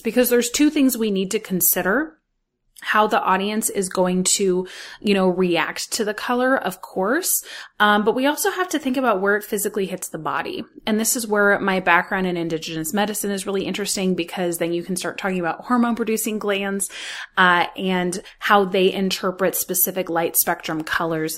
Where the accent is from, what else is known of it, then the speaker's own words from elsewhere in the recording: Los Angeles, California, United States; I grew up in Hollywood